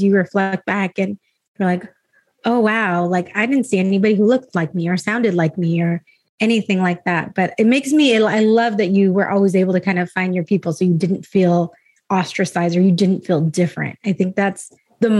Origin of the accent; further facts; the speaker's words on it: Escondido, California, United States; I grew up in Escondido